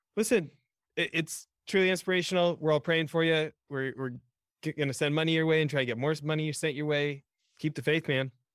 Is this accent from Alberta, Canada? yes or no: yes; Edmonton, Alberta, Canada; now in United States; I grew up in near Edmonton, Alberta, Canada